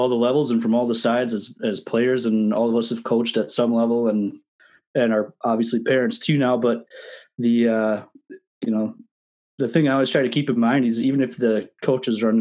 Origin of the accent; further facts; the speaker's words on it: Minnesota, United States; growing up in Minnesota